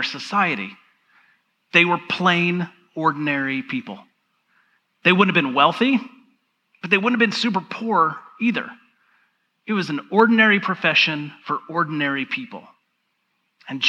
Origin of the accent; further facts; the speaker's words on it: Georgia, United States; I grew up in the South. I grew up in Georgia